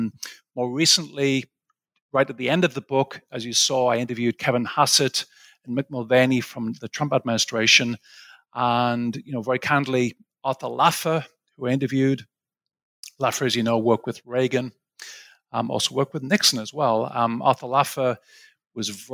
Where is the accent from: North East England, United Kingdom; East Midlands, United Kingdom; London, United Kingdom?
North East England, United Kingdom; Sunderland; moved away as an adult; also born or lived in Aberdeen / Cambridge / St Andrews; now in United States; I'm from a place called Sunderland, which is the northeast of England.